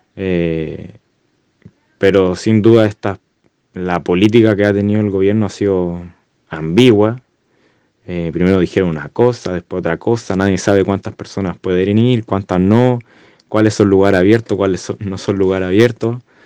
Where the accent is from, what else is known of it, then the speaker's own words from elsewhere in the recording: Santiago, Santiago Metropolitan Region, Chile; como santiaguino